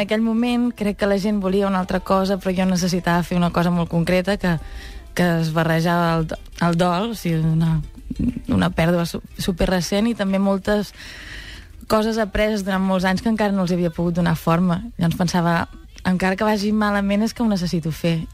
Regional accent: Catalonia, Spain; sóc molt catalana

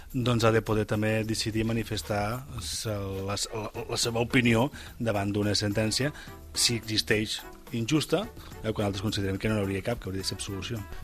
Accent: Catalonia, Spain

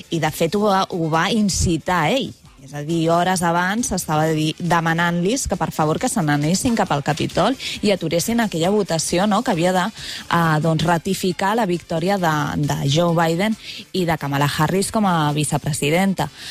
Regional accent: Cardona, Catalonia, Spain; now in Barcelona, Spain; al meu poble, que és Cardona

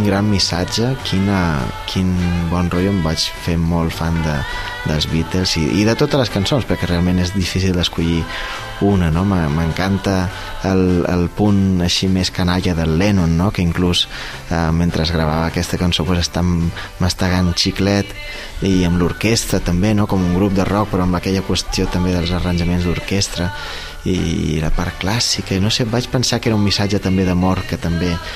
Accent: Mahón, Balearic Islands, Spain; moved away as an adult; now in Barcelona, Spain; som músic menorquí, nascut a Maó el 87, eh, som pianista des de que tinc 7 anys, eh, vaig viure a Menorca fins als 18

